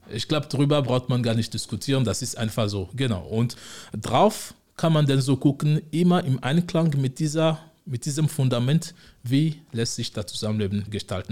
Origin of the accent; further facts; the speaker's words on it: Togo; moved away as an adult; also born or lived in Osnabrück, Germany / Frankfurt am Main, Germany; now in Konstanz, Germany; ich komme ursprünglich aus Togo, äh, Westafrika. Ähm, in Deutschland lebe ich jetzt seit mittlerweile 13 Jahren.